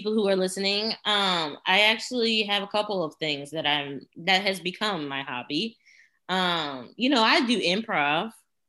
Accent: Houston, Texas, United States; We are from Houston, the land

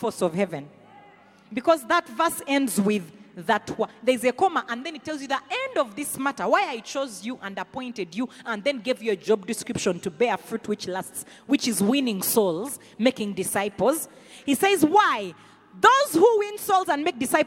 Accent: Rukungiri, Western Region, Uganda; accent: Runyankore; English is a second language; also born or lived in Kampala, Uganda; you're in Chinyasano Primary. Then Rukunjiri Universal

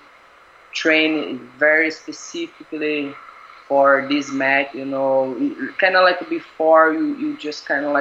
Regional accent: Brazil; now in Singapore; I'm Brazilian, right? I'm from Brazil, but I feel like Singapore is my home now

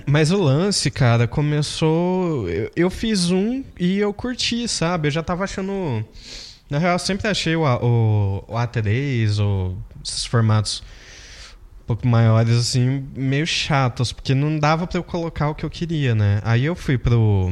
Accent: Brazil; eu sou brasileiro

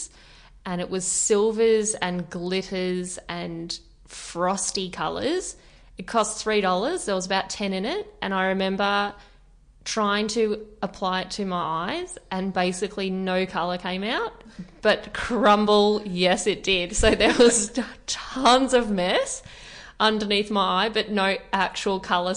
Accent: Torquay, Victoria, Australia; now in Melbourne, Australia; Torquay, if those who are listening are not aware of it, it's a surfy town

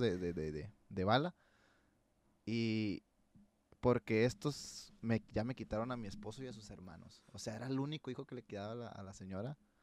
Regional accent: Sinaloa, Mexico; el crecer y ver todos los surcos de maíz, güey. ¿Quién chingados en Sinaloa no ha visto un surco de maíz?

